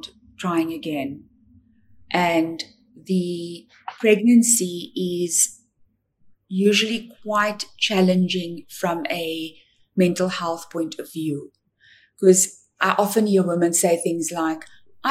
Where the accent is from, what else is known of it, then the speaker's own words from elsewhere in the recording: South Africa; I'm from South Africa